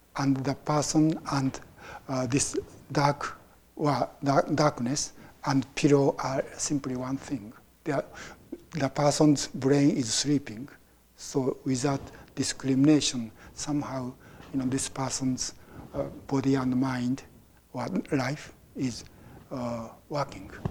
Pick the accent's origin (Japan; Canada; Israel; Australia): Japan; now in United States; I was born in Japan and I became a Buddhist, and now I live in America. So my view is uh, basically Japanese Buddhist point of view